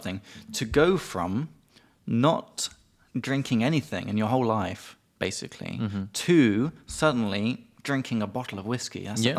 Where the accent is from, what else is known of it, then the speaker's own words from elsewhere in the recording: England, United Kingdom; from England.